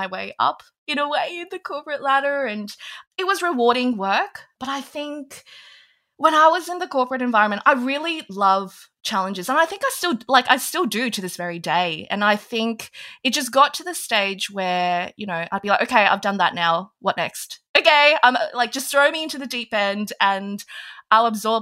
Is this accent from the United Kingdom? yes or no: no; Australia; also born or lived in Hong Kong; I was actually born in Hong Kong back when they were owned by the British. So I actually have an English passport, but we moved to Australia when I was very young. So I think literally when I was like 2 or 3, we moved.